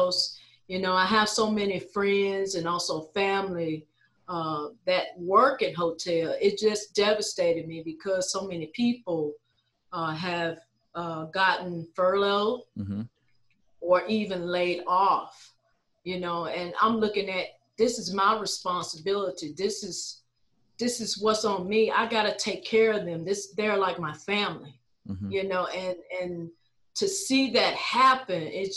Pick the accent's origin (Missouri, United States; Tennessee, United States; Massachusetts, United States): Tennessee, United States; Memphis; Born and raised, been here all my life